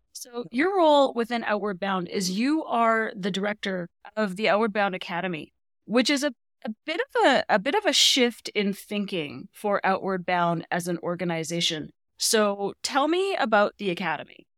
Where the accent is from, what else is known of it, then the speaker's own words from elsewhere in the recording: Edmonton, Alberta, Canada; growing up in Edmonton